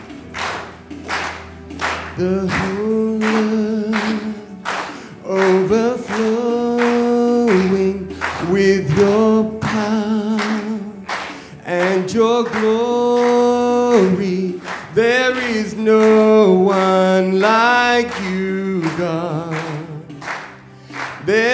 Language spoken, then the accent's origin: English; Australia; moved away as an adult; now in Nicaragua; I'm from Australia